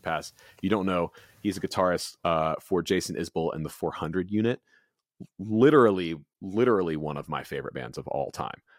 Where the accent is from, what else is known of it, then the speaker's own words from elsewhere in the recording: Goose Creek, South Carolina, United States; I was born in Goose Creek.